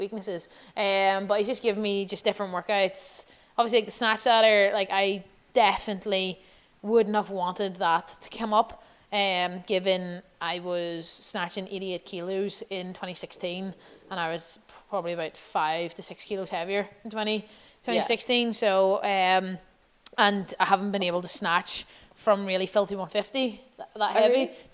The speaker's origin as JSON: {"language": "English", "country": "Ireland"}